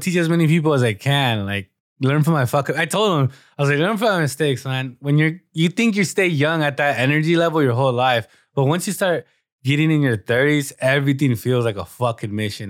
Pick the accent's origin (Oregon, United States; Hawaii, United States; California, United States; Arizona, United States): California, United States; Southern; we're from Southern California